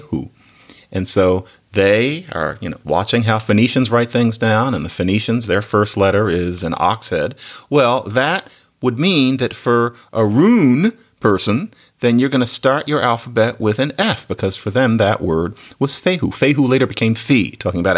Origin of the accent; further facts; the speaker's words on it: Philadelphia, Pennsylvania, United States; I'm from Philadelphia.